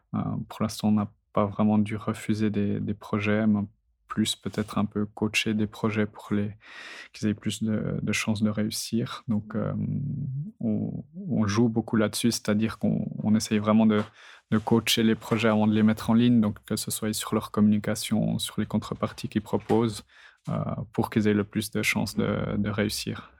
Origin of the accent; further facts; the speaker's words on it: Neuchâtel, Switzerland; je viens du canton de Neuchâtel. Mes parents sont agriculteurs, donc j'ai toujours vécu euh, dans ce milieu-là étant petit, donc euh, à la campagne